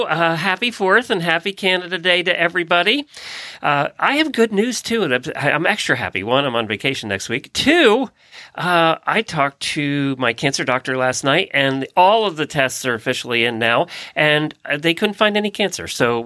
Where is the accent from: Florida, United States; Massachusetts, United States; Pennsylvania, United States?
Florida, United States; Ocala; from Ocala, Florida.